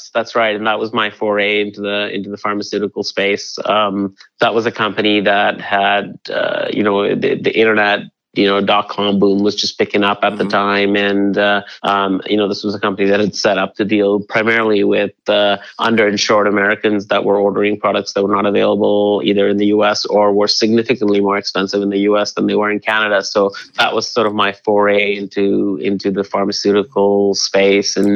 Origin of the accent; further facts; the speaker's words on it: India; the the Himalayas, where where I went to boarding school, it's you know, it grows wild there.